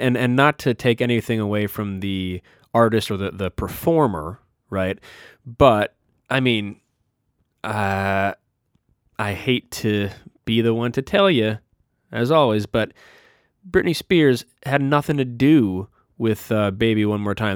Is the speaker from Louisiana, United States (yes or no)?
no; Minot, North Dakota, United States; my hometown of Minot, North Dakota